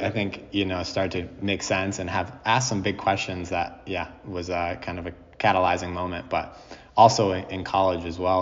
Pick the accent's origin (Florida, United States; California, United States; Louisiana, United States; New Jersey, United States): New Jersey, United States; also born or lived in New England; now in Worcester, United States; growing in New Jersey, I come from the Northeast as well